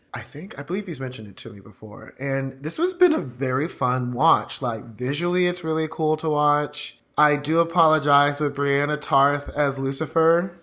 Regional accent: the South, United States; down in the South

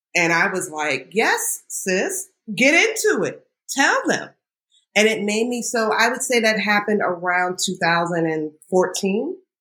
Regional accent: Northern Virginia, United States; moved away as an adult; now in New York, United States; I grew up in Northern Virginia

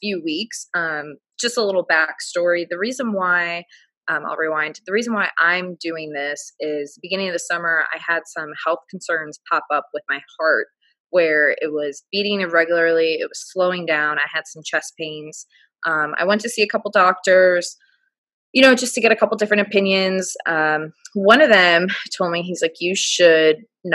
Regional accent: Chicago, Illinois, United States; moved away as an adult; also born or lived in Orlando, United States; now in Naples, United States; I'm from Chicago, but I moved to Orlando for my job. And then I just moved down here to Naples the past 6 months

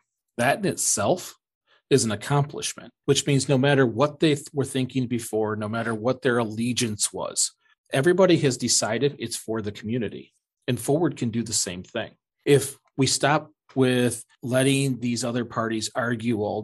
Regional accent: Michigan, United States; I'm from Michigan

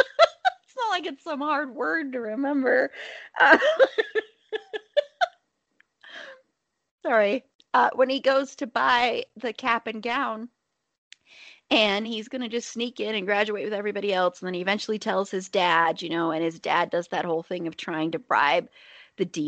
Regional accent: the South, United States; accent: Southern; my Southern accent was starting to come through

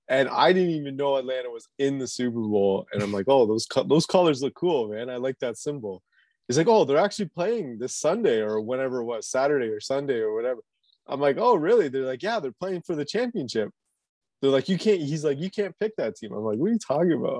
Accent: Canada; I'm like a Canadian kid with like no real ties to the South

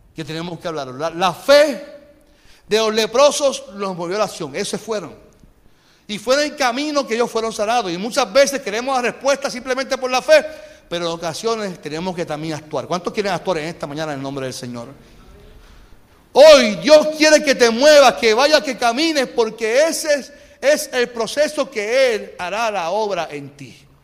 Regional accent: Carolina, Puerto Rico; yo me crié en, en Cacolina. En Cacolina

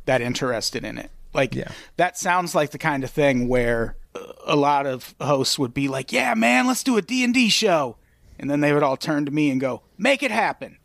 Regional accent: Illinois, United States; I grew up in Illinois

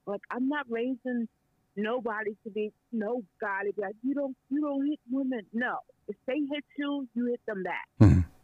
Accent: New York, United States; moved away; I'm from New York

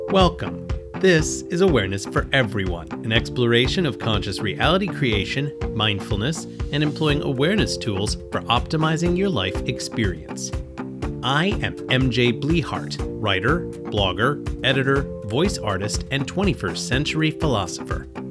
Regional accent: United States; I was born and raised in America

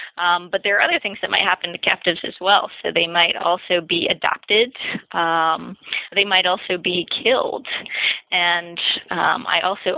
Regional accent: Macon, Georgia, United States; I grew up in Macon, Georgia, which is it's right in central Georgia

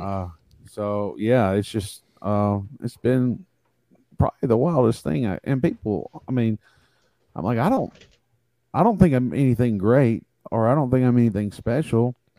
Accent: Tuscaloosa, Alabama, United States; I'm from Tuscaloosa, Alabama. Uh, I've lived here all my life

